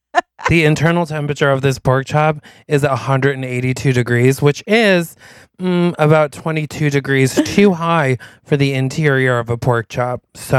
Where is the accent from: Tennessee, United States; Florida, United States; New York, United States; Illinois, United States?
New York, United States; And I'm like, sorry, we're from New York.